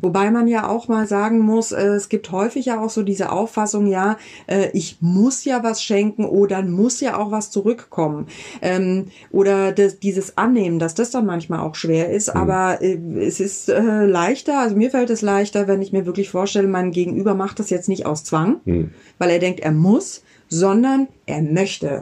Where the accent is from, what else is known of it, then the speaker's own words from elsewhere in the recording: Southern Germany, Germany; now in Berlin, Germany; Ich habe meine Kindheit da in Süddeutschland verbracht